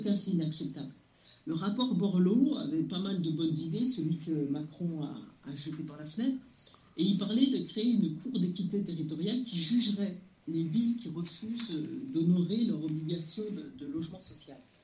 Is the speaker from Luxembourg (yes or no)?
no; France; je suis d'origine algérienne, j'y suis allée plusieurs fois, mais je suis née en France, j'ai grandi en France